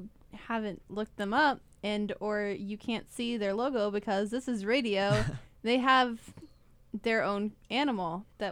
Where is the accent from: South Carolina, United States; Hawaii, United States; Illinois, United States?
South Carolina, United States; Rock Hill; I'm from Rock Hill, South Carolina, so I'm just below Charlotte, where y'all were.